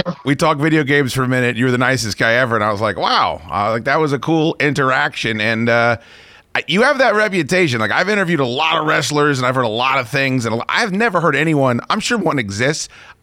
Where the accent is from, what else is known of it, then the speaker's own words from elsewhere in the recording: Northern Virginia, United States; I'm from here. I was born in Northern Virginia. I've done radio here my whole life.